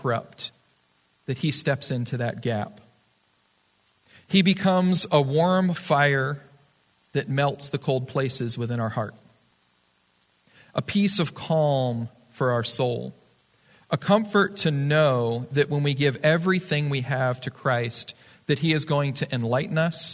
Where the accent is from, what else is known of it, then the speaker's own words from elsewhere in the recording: Florida, United States; now in Arizona, United States; I'm from Florida for a long time.